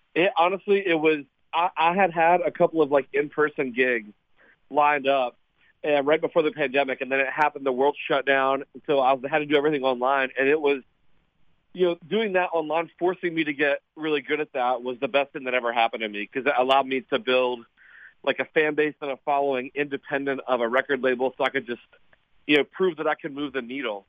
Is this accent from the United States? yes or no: yes; Montgomery, West Virginia, United States; I'm from West Virginia. Um, a small town on the Kanawha River, uh, called Montgomery, West Virginia, maybe thirty minutes from Charleston